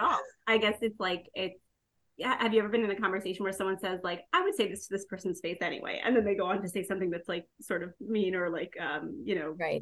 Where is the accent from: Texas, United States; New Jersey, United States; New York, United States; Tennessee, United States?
New York, United States; Long Island; I'm from Long Island, New York